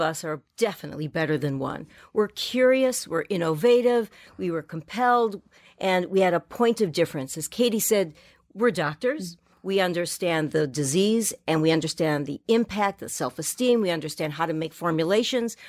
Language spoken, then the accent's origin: English; Miami, Florida, United States; moved away as an adult; I come off the boat from Miami